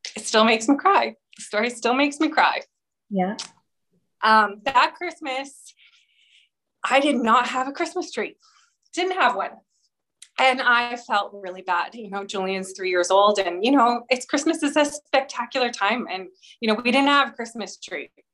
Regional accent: Edmonton, Alberta, Canada; now in Calgary, Canada; I grew up in Edmonton, Alberta, but moved to Calgary when I was 18

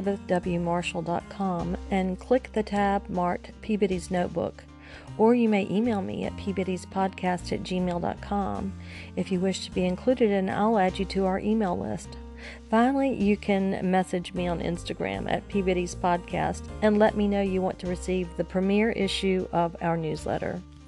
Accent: Genoa, Liguria, Italy; born there; I was born in Genoa, Italy.

